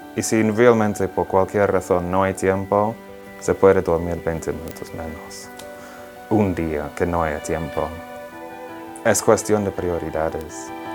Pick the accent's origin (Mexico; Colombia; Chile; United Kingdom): United Kingdom; England; Spanish is a second language; moved away as an adult; now in Rome, Italy; soy de Inglaterra, tengo 27 años y estoy estudiando teología ah, aquí en Roma